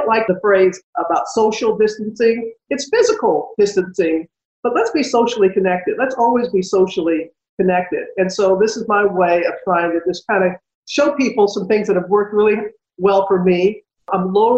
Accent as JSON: {"language": "English", "country": "United States", "tie": "born or raised there", "moved": "yes", "said": "when my hometown was destroyed by Hurricane Katrina"}